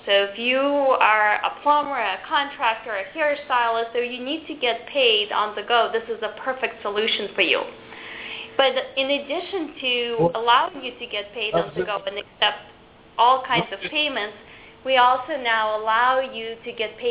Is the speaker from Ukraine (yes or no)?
yes; Ukraine; now in United States; I'm actually an immigrant to this country. I came from the Ukraine 22 years ago